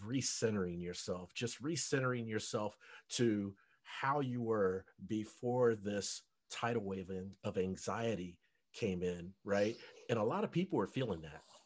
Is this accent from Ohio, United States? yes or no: yes; Cincinnati, Ohio, United States; moved away as an adult; also born or lived in North Dallas, Texas; now in Dallas, United States; I'm from Cincinnati, but I mm. live in North Dallas, and uh, I've I've lived here for five years